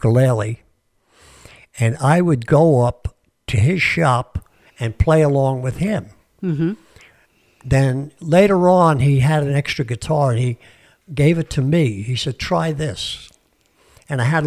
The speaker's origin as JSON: {"language": "English", "town": "New York City", "region": "New York", "country": "United States", "tie": "born or raised there", "moved": "yes", "said": "I was born in Brooklyn, New York"}